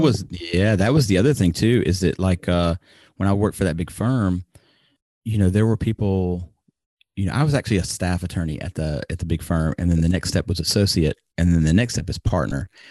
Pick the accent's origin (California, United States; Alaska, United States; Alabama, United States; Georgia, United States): Alabama, United States; moved away as an adult; now in Japan; I moved back to my home, or my home state of Alabama